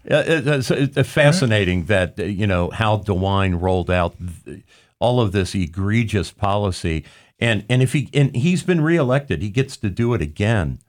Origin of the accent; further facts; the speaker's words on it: Hamilton County, Ohio, United States; I grew up in Hamilton County